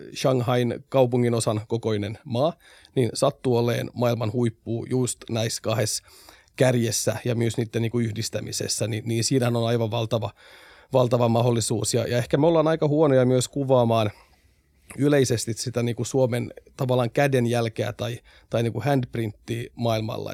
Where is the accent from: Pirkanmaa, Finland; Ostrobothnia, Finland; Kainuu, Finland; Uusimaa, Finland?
Ostrobothnia, Finland; Vaasa; meillä on valtavasti hienoja investointeja myös tuolla omalla kotiseudullani. Sen verran mainostan nyt Vaasaa tässä